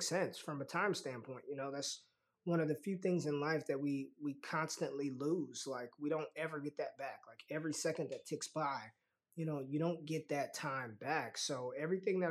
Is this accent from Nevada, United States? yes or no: yes; Las Vegas, Nevada, United States; I'm from Vegas, so it runs in my veins already